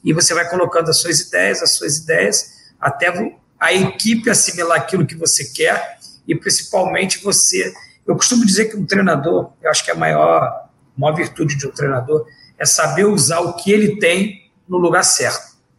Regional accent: Rio de Janeiro, Brazil; Eu sou carioca

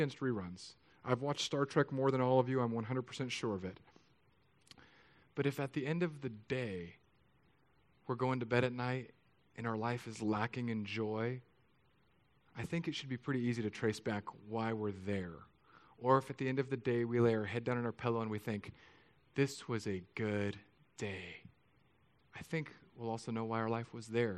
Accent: California, United States; moved away; I'm from California, so like our version of rain is like somebody in the sky with an eyedropper from 30,000 feet

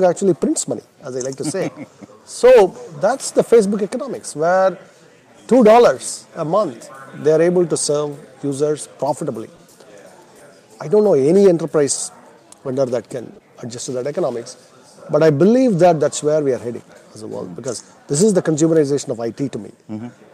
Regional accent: India; moved away as an adult; now in United States; I was born and I grew up in India, and I came to the U.S. when I was 21 to go to graduate school

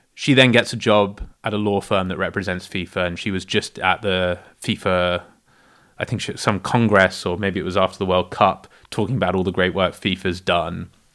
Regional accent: South Africa; I was born in South Africa

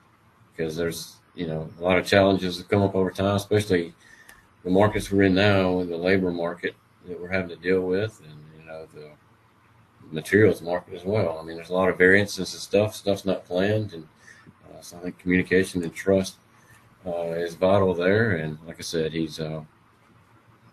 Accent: Tennessee, United States; moved away as an adult; where I grew up in Tennessee

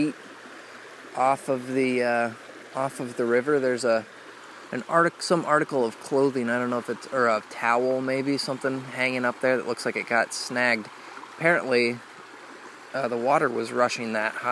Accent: Indiana, United States; growing up in Indiana

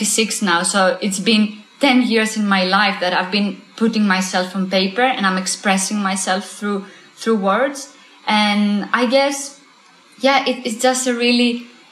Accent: Greece; moved away; I'm from Greece

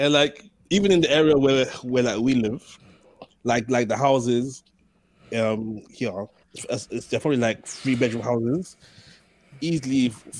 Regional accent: London, United Kingdom; also born or lived in Norwood, London; I was born and raised in Waterloo. Like, I didn't leave Waterloo until I was 30, so I've always lived in the heart of London. Even coming out to Norwood, it's like a whole new world.

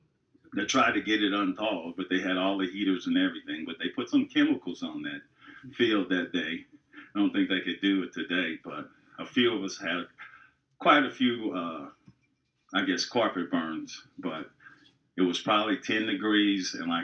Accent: Kansas City, Missouri, United States; moved away as an adult; also born or lived in Los Angeles, California; now in St. Louis, United States; I grew up in Kansas City, and little city boy from Kansas City went out to the University of Southern Cal.

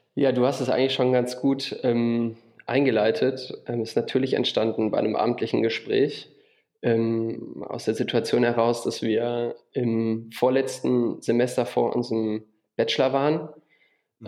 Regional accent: Düsseldorf, North Rhine-Westphalia, Germany; moved away as an adult; also born or lived in Wuppertal; now in Würzburg, Germany; ich bin geboren in Düsseldorf und ähm, zum Studium nach Würzburg gezogen

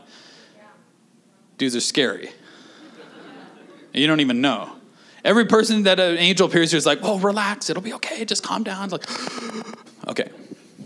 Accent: Canada; we're Canadian

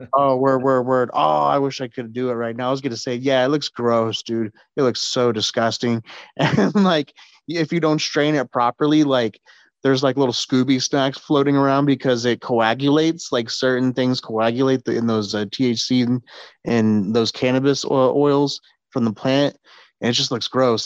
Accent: San Antonio, Texas, United States; my hometown, San Antonio.

